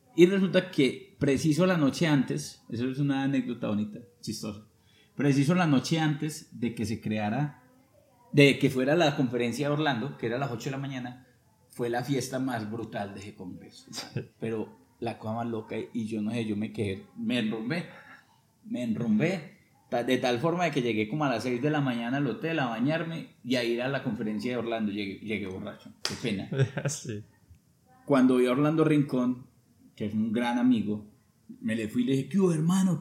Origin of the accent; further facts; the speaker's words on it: Sevilla, Valle del Cauca, Colombia; now in Armenia, Colombia; yo soy de Sevilla, yo digo, pues, digo que soy de Sevilla Quindío